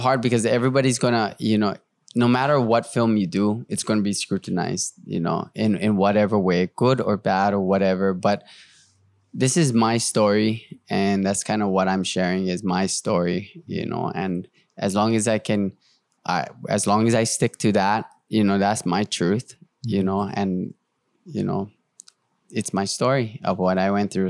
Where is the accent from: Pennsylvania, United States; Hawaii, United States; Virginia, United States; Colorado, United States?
Hawaii, United States; I'm Hawaiian.